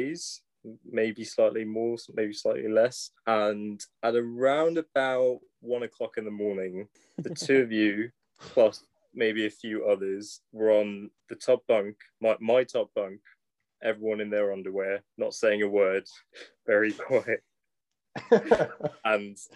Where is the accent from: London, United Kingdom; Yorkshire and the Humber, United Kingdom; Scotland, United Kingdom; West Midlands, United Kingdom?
London, United Kingdom; also born or lived in Sri Lanka; I am from London, but I was born in Sri Lanka.